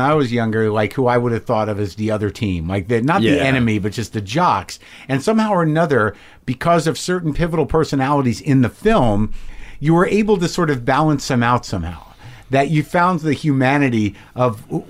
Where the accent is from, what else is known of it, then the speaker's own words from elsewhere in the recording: Albuquerque, New Mexico, United States; I'm from Albuquerque. It all felt familiar to me.